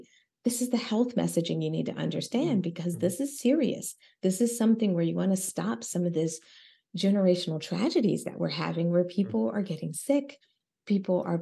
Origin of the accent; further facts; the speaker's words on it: Philadelphia, Pennsylvania, United States; I'm Black, I'm from Philly